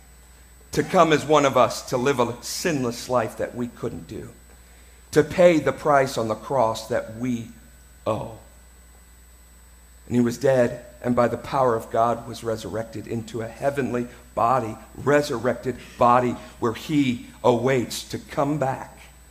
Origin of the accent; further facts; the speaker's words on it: United States; I'm an American